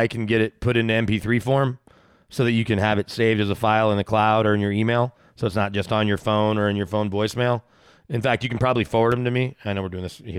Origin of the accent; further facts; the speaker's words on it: Dallas, Texas, United States; now in Denver, United States; growing up in Dallas, my whole family was there